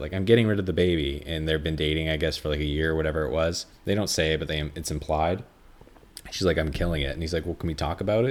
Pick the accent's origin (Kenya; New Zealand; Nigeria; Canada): Canada; being a Canadian is like being a Jew